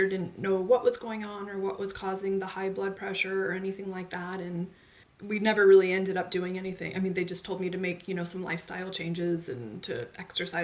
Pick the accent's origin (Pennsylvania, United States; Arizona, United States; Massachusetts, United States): Arizona, United States; Phoenix; now in California, United States; I'm 41 years old, and I grew up in Phoenix, Arizona.